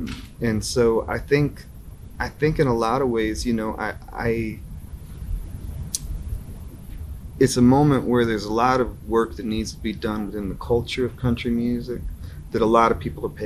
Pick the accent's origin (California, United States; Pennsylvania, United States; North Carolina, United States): North Carolina, United States; now in Knoxville, United States; I grew up in North Carolina